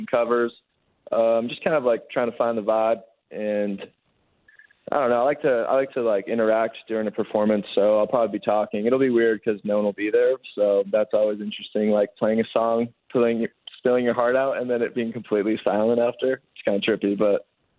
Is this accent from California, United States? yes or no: yes; Los Angeles, California, United States; moved away as an adult; now in Winnipeg, Canada; I'm from Los Angeles